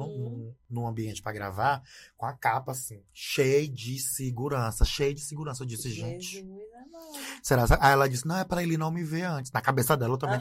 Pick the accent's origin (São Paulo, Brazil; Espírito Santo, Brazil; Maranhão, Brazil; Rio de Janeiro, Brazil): Maranhão, Brazil; Imperatriz; also born or lived in Zé Doca, Maranhão; eu sou nascido aqui em Imperatriz. É, morei aqui em Imperatriz até em 2000.